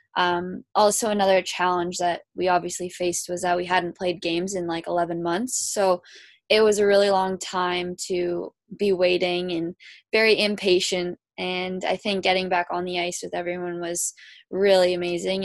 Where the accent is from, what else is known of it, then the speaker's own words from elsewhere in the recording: Kitchener, Ontario, Canada; I am from Kitchener, Ontario.